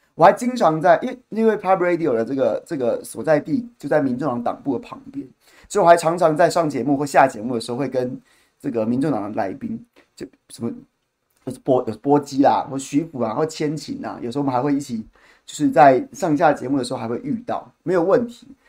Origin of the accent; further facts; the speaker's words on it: Taiwan; 我作为一个台湾人